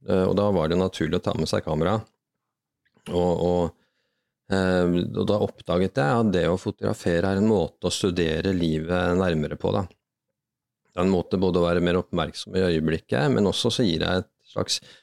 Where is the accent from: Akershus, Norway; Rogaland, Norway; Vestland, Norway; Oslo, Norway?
Akershus, Norway; Bærum; vokse opp på Rykken